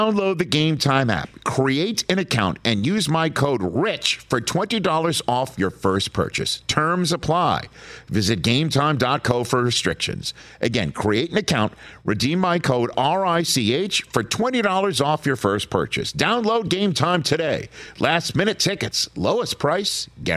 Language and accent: English; New York City, New York, United States; my hometown of Staten Island, New York